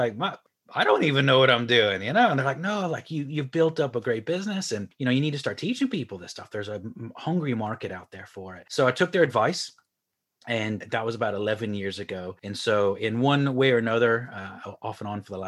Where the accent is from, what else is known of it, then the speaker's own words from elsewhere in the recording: Houston, Texas, United States; moved away as an adult; now in Ireland; I'm originally from Houston, Texas, moved to Ireland about 15 years ago